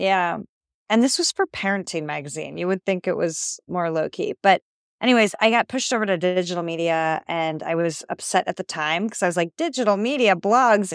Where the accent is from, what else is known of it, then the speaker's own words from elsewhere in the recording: Ohio, United States; moved away as an adult; also born or lived in Rome / New York City; I'm from Ohio, but I haven't lived there